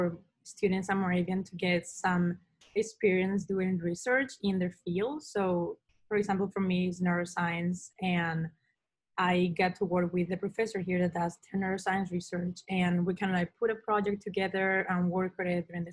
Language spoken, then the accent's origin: English; Spain; moved away; I am originally from Spain